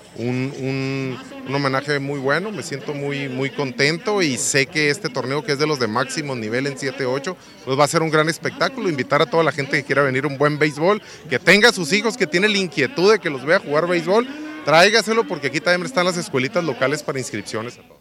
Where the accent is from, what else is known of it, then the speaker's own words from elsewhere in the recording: Ciudad Obregón, Sonora, Mexico; en mi tierra, aquí en Ciudad Obregón